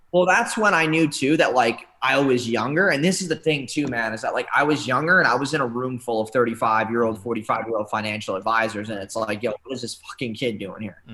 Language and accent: English; New York, United States; moved away; I'm from New York originally